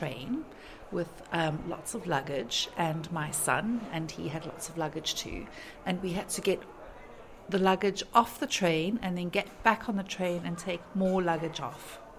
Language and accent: English; South Africa; now in Settle, United Kingdom; I'm from South Africa, and my grandfather originally came from Yorkshire.